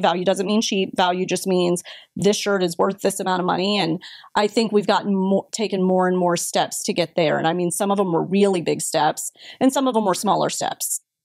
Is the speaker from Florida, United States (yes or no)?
yes; Brandon, Florida, United States; I am a Florida girl I'm from Brandon, so born and raised here in the state of Florida